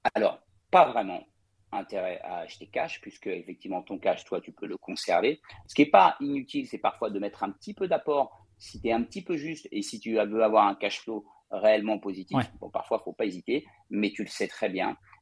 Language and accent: French; Paris, Île-de-France, France; je suis parisien euh, d'origine